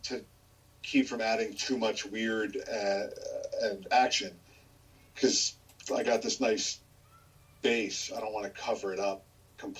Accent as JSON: {"language": "English", "region": "New Jersey", "country": "United States", "tie": "born or raised there", "said": "I grew up in New Jersey."}